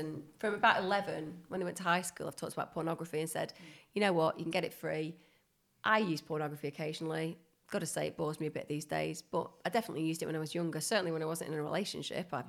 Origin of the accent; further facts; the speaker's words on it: Bury, North West England, United Kingdom; Bury, where I grew up